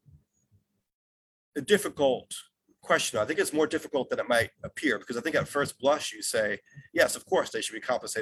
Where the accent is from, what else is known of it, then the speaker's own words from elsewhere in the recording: New York City, New York, United States; I'm from New York City and we're just big into our pro sports teams